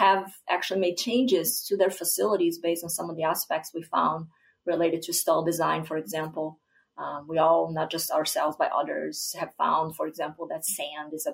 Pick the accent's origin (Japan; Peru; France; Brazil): Brazil; southern Brazil; moved away as an adult; also born or lived in Iowa, United States; now in Minnesota, United States; where I grew up in Brazil, in southern Brazil.